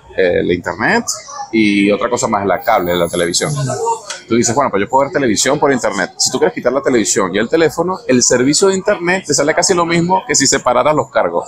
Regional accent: Venezuela; moved away; also born or lived in Panama; como en mi país, el béisbol

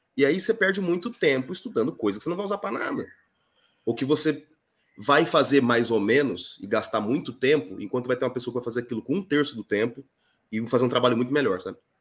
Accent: interior of Mato Grosso do Sul, Brazil; Sou do interior do Mato Grosso do Sul, esse estado maravilhoso

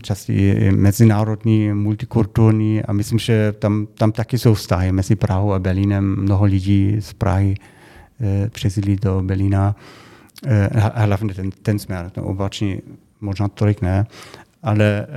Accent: Germany; Czech is a second language; now in Czech Republic; my Němci

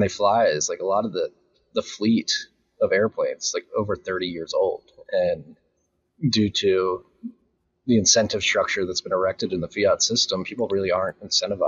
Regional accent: Philadelphia, Pennsylvania, United States; now in Austin, United States; even though we're from Philly

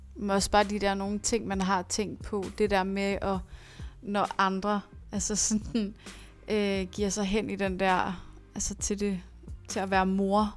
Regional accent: Næstved, Zealand, Denmark; now in Copenhagen, Denmark; nu kommer jeg fra Næstved

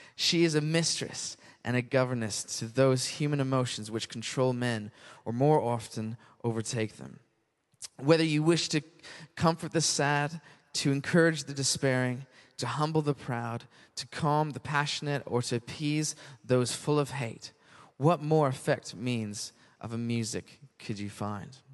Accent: Canada; now in United Kingdom; being Canadian

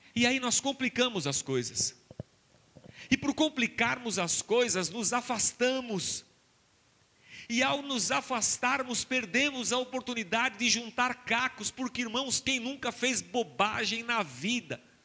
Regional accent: Barbacena, Minas Gerais, Brazil; Quando eu era criança pequena lá em Barbacena, domingo era dia de ir à igreja

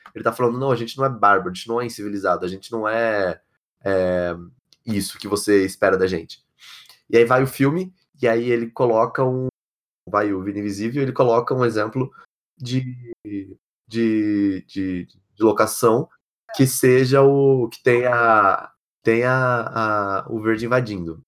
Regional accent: São Paulo, Brazil; also born or lived in Ribeirão Preto / São Carlos; eu sou paulista, eu sempre vivi a maioria das minhas. Né, aliás, sempre vivi a minha vida sempre em cidades assim, no centro de cidade principalmente, é, seja aqui, seja em Ribeirão Preto, seja em São Carlos

